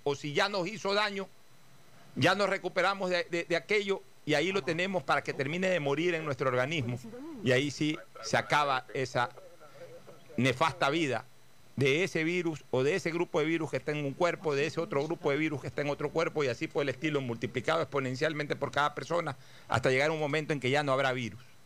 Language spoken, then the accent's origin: Spanish; Guayaquil, Guayas, Ecuador; Como carceleros que somos cada uno de los guayaquileños